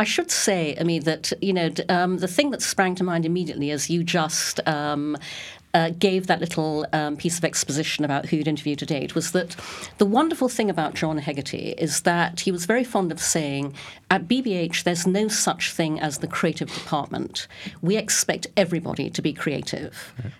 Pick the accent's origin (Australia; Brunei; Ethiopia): Brunei; also born or lived in United Kingdom / Singapore; now in United States; And I was born in the UK, but when I was six, my parents moved to Brunei in Borneo. So I grew up in Brunei. I came back to the UK for school and university, worked there for a number of years, worked in Singapore.